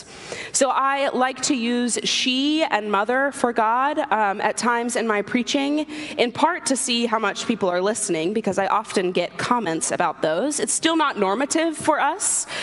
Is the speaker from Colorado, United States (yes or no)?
no; Atlanta, Georgia, United States; moved away as an adult; also born or lived in Sewanee, Tennessee / Austin, Texas / Fayetteville, Arkansas; now in Washington, DC, United States; I grew up in Atlanta. I was born and raised there. I lived there until I went to college.